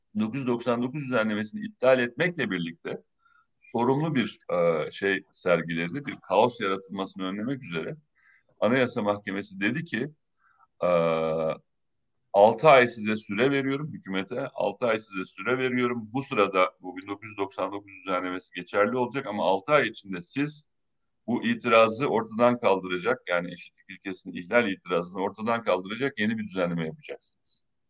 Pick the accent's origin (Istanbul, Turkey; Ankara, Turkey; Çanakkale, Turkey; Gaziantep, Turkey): Çanakkale, Turkey; moved away; Çanakkale'de yaşayan, ben Çanakkale'liyim